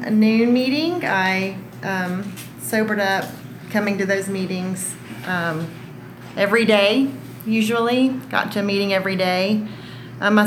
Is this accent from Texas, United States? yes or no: yes; Rockdale, Texas, United States; also born or lived in Austin, Texas; So I was born in Austin. I was born at Seton Hospital and wasn't raised here. I was raised in a small town outside of Austin called Rockdale